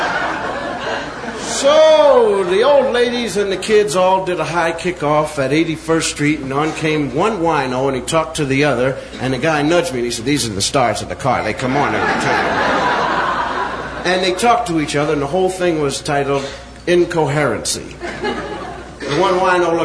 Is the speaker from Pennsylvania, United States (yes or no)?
yes; Philadelphia, Pennsylvania, United States; I was born in Philadelphia, raised in Philadelphia, educated in Philadelphia